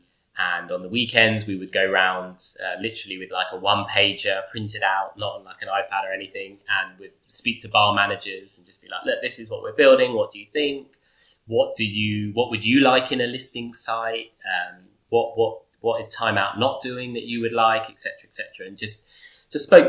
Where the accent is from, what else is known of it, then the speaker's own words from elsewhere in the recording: London, United Kingdom; I'm from London